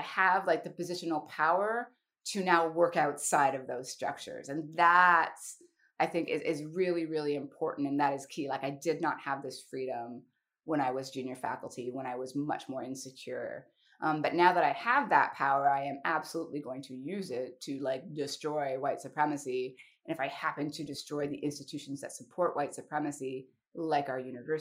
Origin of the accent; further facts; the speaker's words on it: outside Toronto, Ontario, Canada; also born or lived in United States; I'm Black, I'm Canadian, I grew up outside Toronto